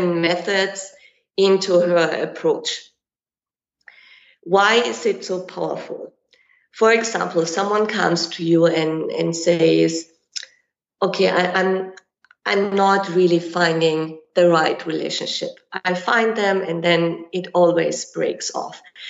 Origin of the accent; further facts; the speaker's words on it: Germany; moved away as an adult; also born or lived in Kenya; now in Dubai, United Arab Emirates; I'm from Germany